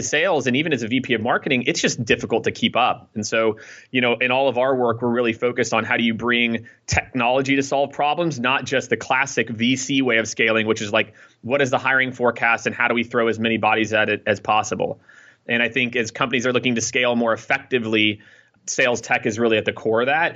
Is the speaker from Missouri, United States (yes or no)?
yes; Kansas City, Missouri, United States; also born or lived in Iowa; I born in Iowa, grew up in Kansas City